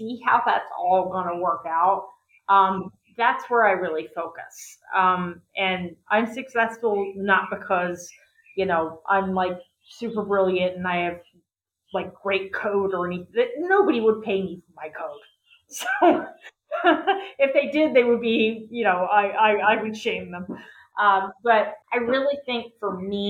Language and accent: English; West Virginia, United States; I was born in West Virginia, and I kind of came out of nothing.